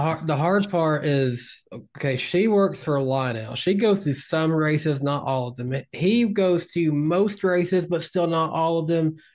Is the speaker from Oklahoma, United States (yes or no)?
no; Tennessee, United States; accent: Tennessee; my Tennessee accent